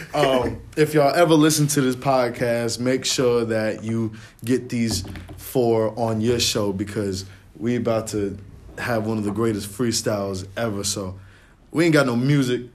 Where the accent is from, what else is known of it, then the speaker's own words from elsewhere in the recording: New York, United States; being a New Yorker